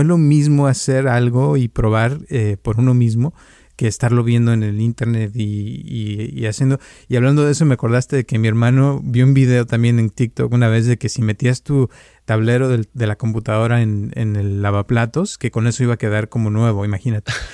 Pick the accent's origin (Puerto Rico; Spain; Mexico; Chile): Mexico; now in California, United States; cuando yo crecí también en México, salíamos todos los días a la calle a jugar